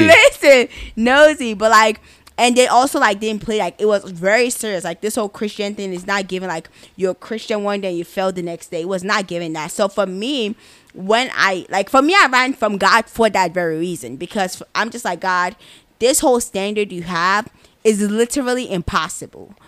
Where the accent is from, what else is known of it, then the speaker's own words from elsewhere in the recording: Nigeria; I am Nigerian, the best country in Africa